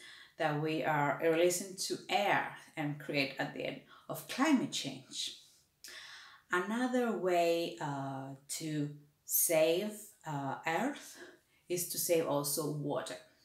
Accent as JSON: {"language": "English", "country": "Cyprus", "moved": "yes", "said": "I came from Cyprus and we already always had a water shortage"}